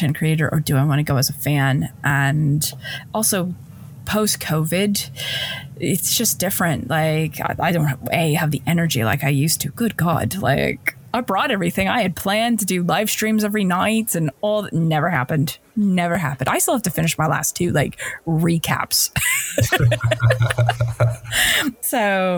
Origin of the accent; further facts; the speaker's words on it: United States; moved away as an adult; now in London, United Kingdom; as an American